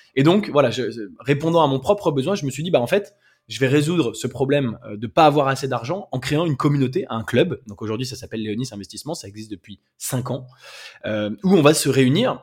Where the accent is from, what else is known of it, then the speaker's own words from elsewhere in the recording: France; Je suis français, j'habite en France